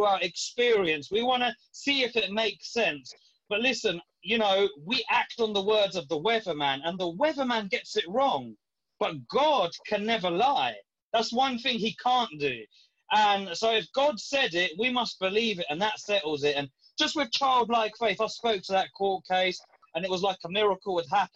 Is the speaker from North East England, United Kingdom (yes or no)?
no; London, United Kingdom; I left my hometown where I was living to move to another area of London